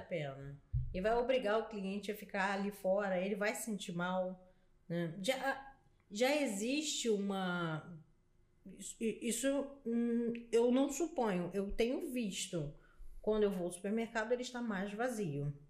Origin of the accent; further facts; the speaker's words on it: Brazil; a gente é brasileiro